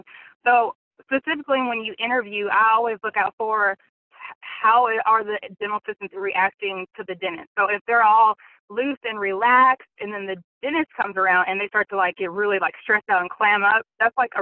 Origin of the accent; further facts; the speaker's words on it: Central Arkansas, United States; I'm from Central Arkansas